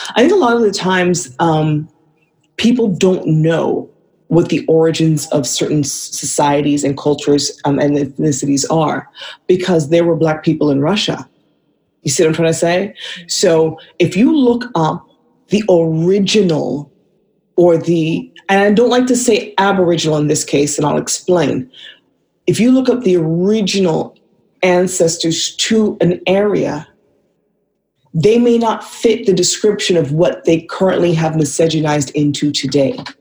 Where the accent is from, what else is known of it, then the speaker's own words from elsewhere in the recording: Vancouver, British Columbia, Canada; moved away as an adult; also born or lived in California / Brooklyn, New York; now in Atlanta, United States; I was born in California, but I was raised in Vancouver.